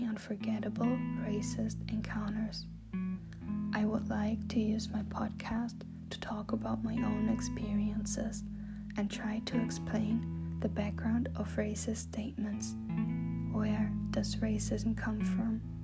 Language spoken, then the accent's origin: English; Germany; As a teenage girl growing up in Germany